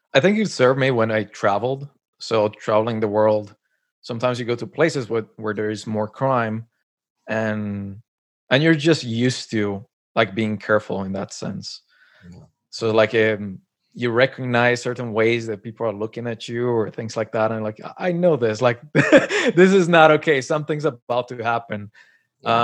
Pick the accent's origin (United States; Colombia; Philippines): Colombia; moved away as an adult; also born or lived in Montréal / Tokyo; now in Canada; I was born and raised in Colombia and then moved to Canada. It's been like 10 years I'm here